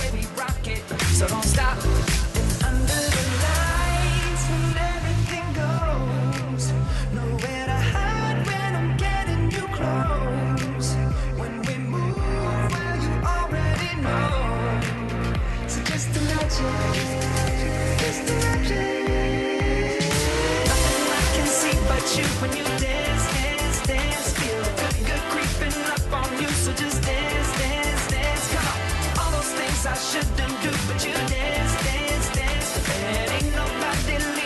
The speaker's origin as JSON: {"language": "English", "region": "Minnesota", "country": "United States", "said": "we're from Minnesota"}